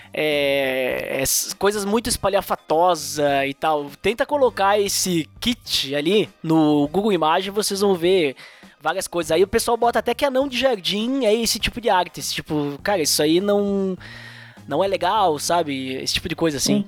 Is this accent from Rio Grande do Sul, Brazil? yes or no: yes; Bento Gonçalves, Rio Grande do Sul, Brazil; eu sou do Rio Grande do Sul, Serra Gaúcha. Se vocês quiserem vir conhecer minha cidade aqui, Bento Gonçalves